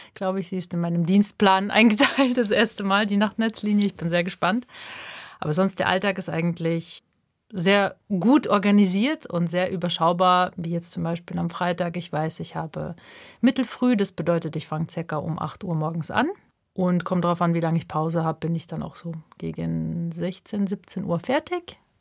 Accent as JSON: {"language": "German", "region": "Lower Bavaria", "country": "Germany", "tie": "born or raised there", "also_born_or_lived": "Kazakhstan / Leipzig", "moved": "as an adult", "lives_now": "Basel, Switzerland", "said": "Ich bin in Niederbayern aufgewachsen und dann vor knapp jetzt neun Jahren kam ich in die Schweiz zum Studieren und nach Basel."}